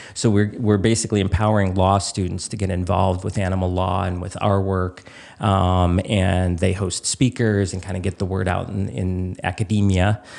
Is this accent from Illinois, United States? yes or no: yes; Chicago, Illinois, United States; moved away as an adult; also born or lived in Alaska; I grew up in Chicago